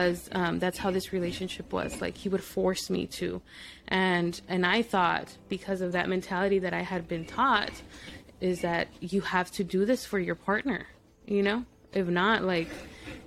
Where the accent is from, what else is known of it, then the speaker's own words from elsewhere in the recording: El Paso, Texas, United States; first language Spanish; English is a second language; also born or lived in Mexico / Midland, Texas; Now I'm living 4 hours away from my hometown.